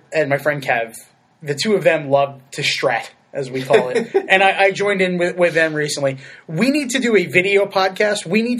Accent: Shelton, Connecticut, United States; where I grew up in the Naugatuck Valley.

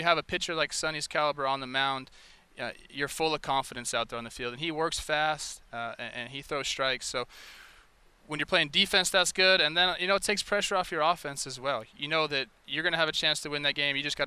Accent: Los Angeles, California, United States; moved away as an adult; also born or lived in Minnesota; now in Bay Area, United States; I'm from Southern California, so I'm just used to California.

